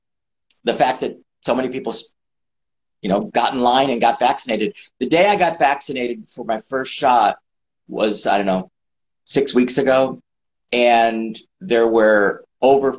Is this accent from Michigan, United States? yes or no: no; Chicago, Illinois, United States; moved away; also born or lived in New York / Los Angeles; I'm from Chicago, then lived in New York for a while, Manhattan, and then moved to Los Angeles in 1980.